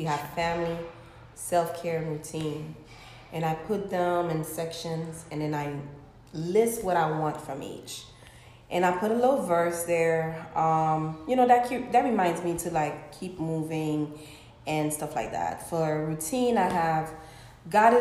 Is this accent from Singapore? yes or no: no; Haiti; born and raised in Haiti